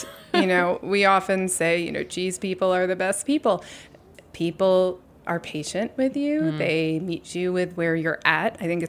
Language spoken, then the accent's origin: English; New York City, New York, United States; born there; I was born on Bleecker Street.